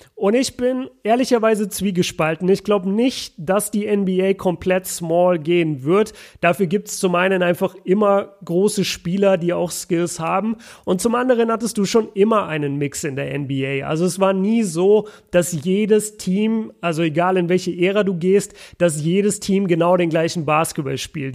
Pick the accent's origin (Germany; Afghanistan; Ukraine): Germany; Nuremberg, Bavaria; Grüße in meine, in meine Heimat